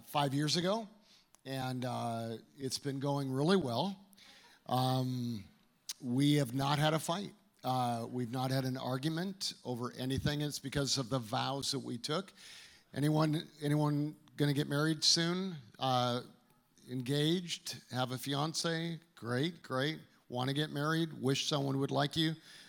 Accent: Calgary, Alberta, Canada; now in United States; growing up in Canada, I was in Calgary

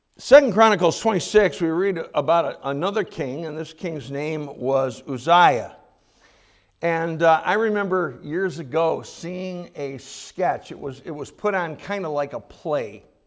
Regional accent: United States; as American Christians

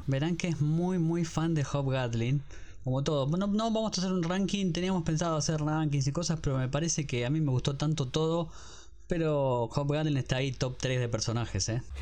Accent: Argentina; somos muy argentinos

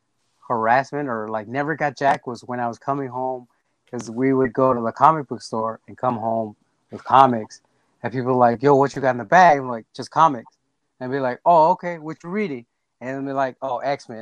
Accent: Los Angeles, California, United States; I grew up in South Central, like California

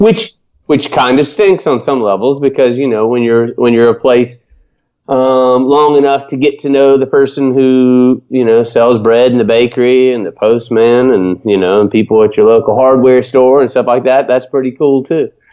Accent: Atlanta, Georgia, United States; moved away; I grew up in Atlanta, Georgia

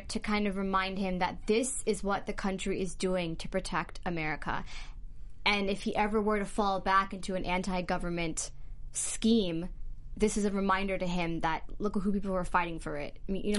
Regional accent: near D.C., Maryland, United States; Well, like Maryland is, but it's like near D.C.

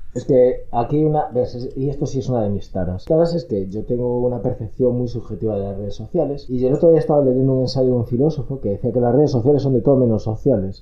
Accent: Ourense, Galicia, Spain; moved away; yo soy de Urense y no voy mucho a Urense

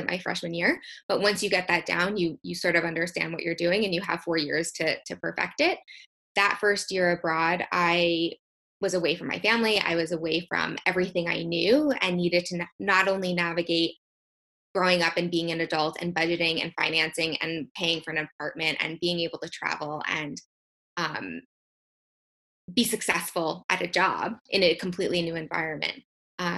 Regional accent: United States; also born or lived in Copenhagen, Denmark

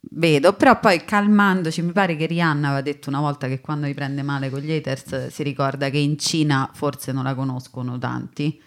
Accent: Rome, Lazio, Italy; accent: Roman; sono romana

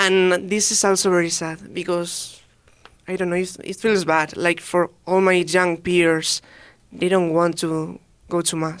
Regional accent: Madrid, Community of Madrid, Spain; I am 20, and I came from Madrid, the capital of Spain.

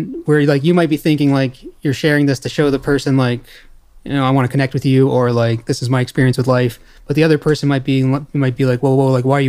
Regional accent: Sussex, New Brunswick, Canada; also born or lived in Montreal; now in Saint John, Canada; Yeah, well, so I moved back to Sussex after Montreal.

